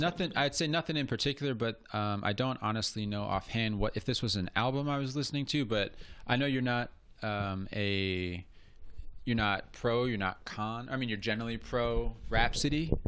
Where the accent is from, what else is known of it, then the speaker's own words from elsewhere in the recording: Cincinnati, Ohio, United States; I'm from Cincinnati